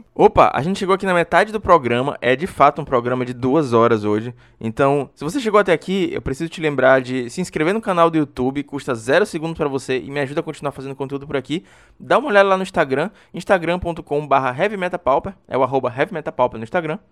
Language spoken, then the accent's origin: Portuguese; Maranhão, Brazil; E eu também sou aqui do Maranhão